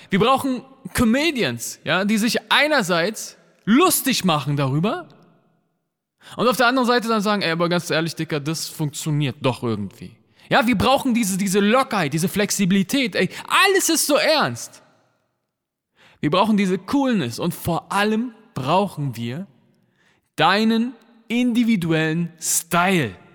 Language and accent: German; Berlin, Germany; Weißt du, ich bin als Kanake in Neukölln aufgewachsen.